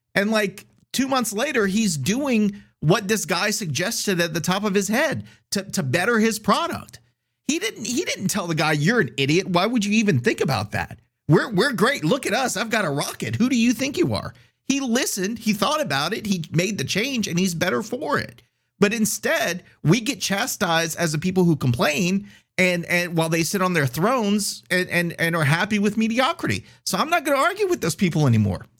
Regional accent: Scott, Louisiana, United States; I'm from Scott and I go to the Scott Parade

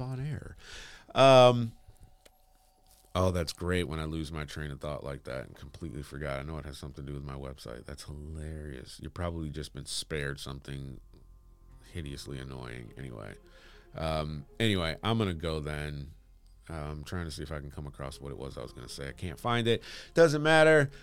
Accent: Bloomfield Hills, Michigan, United States; I grew up in Bloomfield Hills, Michigan

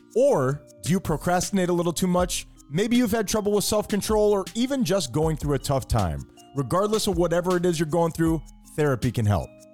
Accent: Miami, Florida, United States; we're from Miami.

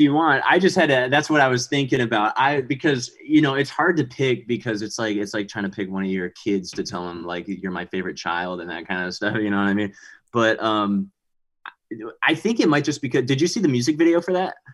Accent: Montgomery, Texas, United States; also born or lived in Houston, Texas; now in Austin, United States; I'm from Houston. So I live in Austin right now, but Houston is where we really like grew up

